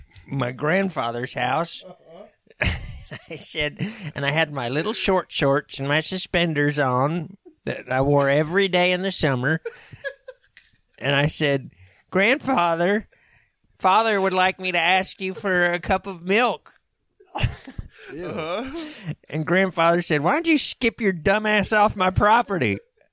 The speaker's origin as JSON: {"language": "English", "region": "Oklahoma", "country": "United States", "tie": "born or raised there", "accent": "Oklahoma", "said": "My home state."}